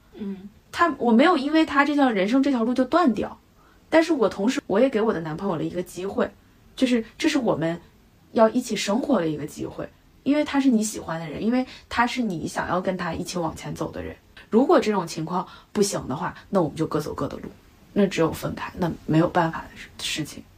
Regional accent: China; moved away as an adult; now in United Kingdom; 我们中国人

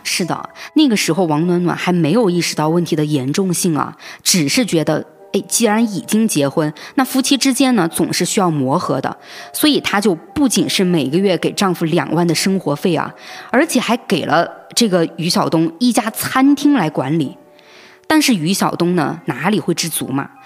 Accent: Hong Kong; 我们香港这边的版本

